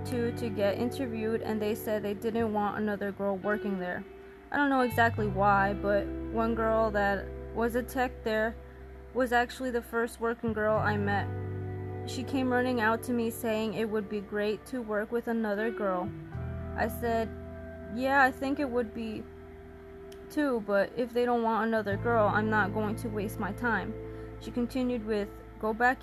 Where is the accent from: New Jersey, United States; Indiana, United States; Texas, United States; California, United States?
New Jersey, United States; I'm from New Jersey